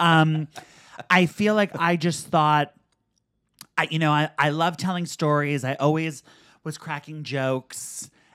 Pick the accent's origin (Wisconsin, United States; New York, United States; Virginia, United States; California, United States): New York, United States; New York City; growing up in Manhattan was so great